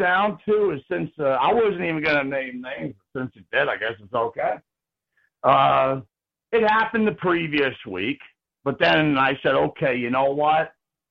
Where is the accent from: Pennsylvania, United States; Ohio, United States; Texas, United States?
Pennsylvania, United States; from the Commonwealth first, and also I'm a member of the Commonwealth of Pennsylvania.